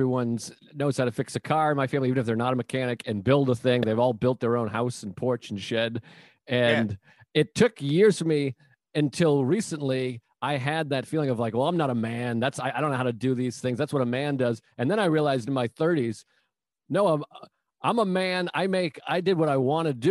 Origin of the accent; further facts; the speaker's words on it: Massachusetts, United States; moved away; I'm from Massachusetts. They're all still there. No one's ever left